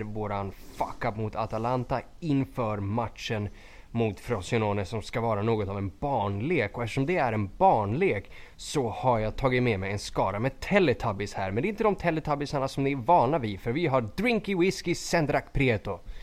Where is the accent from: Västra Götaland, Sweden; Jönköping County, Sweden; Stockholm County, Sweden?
Stockholm County, Sweden; Skogås; jag är från Skogås